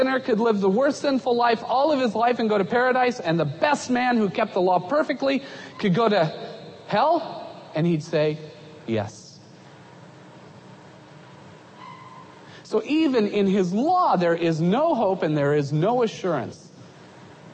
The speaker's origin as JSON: {"language": "English", "country": "United States", "also_born_or_lived": "Egypt", "moved": "as an adult"}